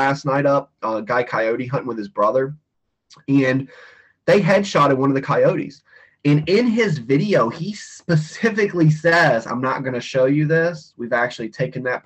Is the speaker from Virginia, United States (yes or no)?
yes; Western Virginia, United States; now in Florida, United States; I grew up in Western Virginia, big bear hunting area, dog hunters for bears, all that stuff.